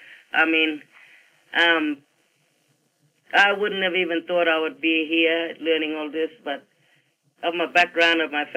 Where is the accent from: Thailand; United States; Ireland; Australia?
Australia; Derby, Western Australia; moved away as an adult; now in Broome, Australia; I grew up in Derby, but coming back here, knowing that I had family here in Kutcher